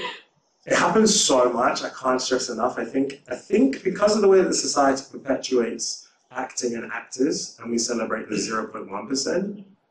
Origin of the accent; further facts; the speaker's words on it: United Kingdom; being a Brit, a black Brit in LA feels enfranchising